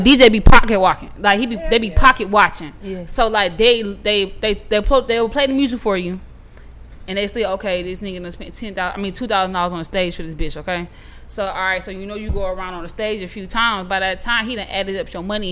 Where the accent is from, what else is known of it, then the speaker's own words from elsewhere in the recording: South Carolina, United States; also born or lived in Charlotte; my city in South Carolina